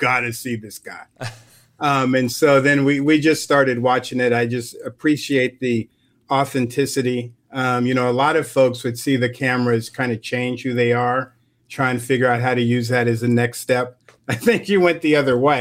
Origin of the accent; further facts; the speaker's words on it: Colorado, United States; moved away as an adult; now in Virginia, United States; I grew up in Colorado